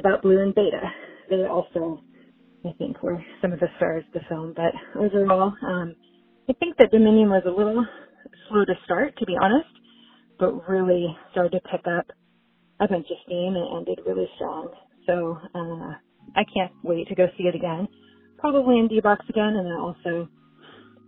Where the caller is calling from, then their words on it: South Lake Tahoe, California, United States; I'm calling from South Lake Tahoe, California